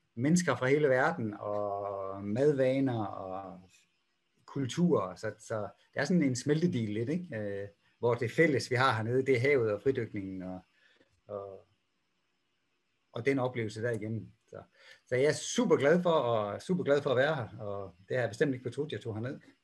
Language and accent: Danish; Denmark; moved away; jeg er jo dansker